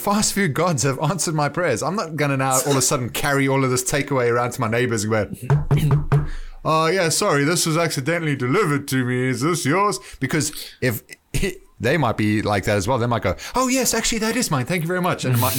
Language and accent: English; Johannesburg, Gauteng, South Africa; moved away; where I grew up. In a suburb called Rosettenville